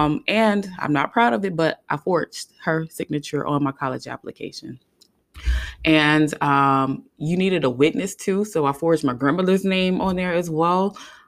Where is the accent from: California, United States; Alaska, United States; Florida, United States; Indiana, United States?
Florida, United States; Hollywood; you know, I lived in South Florida. I grew up in Hollywood, Florida.